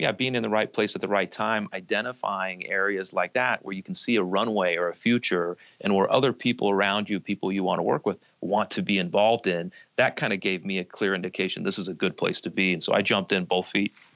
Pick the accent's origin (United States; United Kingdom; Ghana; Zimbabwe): United States; outside of Las Vegas, Nevada; moved away; I grew up outside of Las Vegas